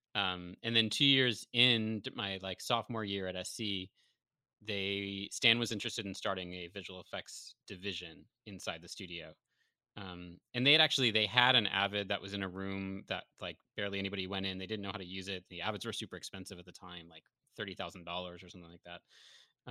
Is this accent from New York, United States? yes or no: yes; Syracuse, New York, United States; now in Los Angeles, United States; I'm originally from Syracuse, but I have a bunch of family here in L